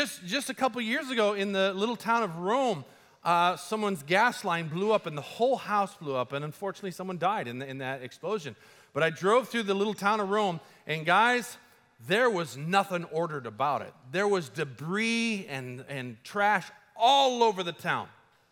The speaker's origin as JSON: {"language": "English", "country": "Colombia", "tie": "born or raised there", "moved": "yes", "said": "I grew up in Colombia"}